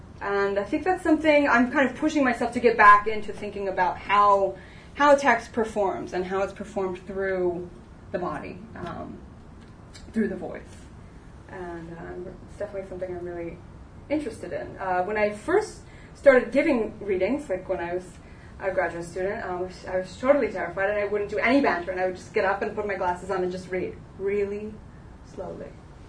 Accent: Southern US, United States; And growing up in the South, and so there is kind of a Southern sort of sassy little like girl in some of those pieces.

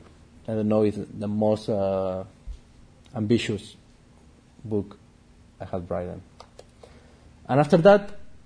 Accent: Spain; English is a second language; also born or lived in Argentina / Chicago; now in Barcelona, Spain; no one from my family in Spain ever has visited them.

